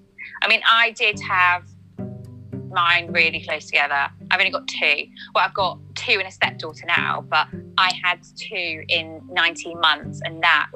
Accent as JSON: {"language": "English", "country": "Ireland", "said": "I know, but we're Irish, so, you know, we breed that way."}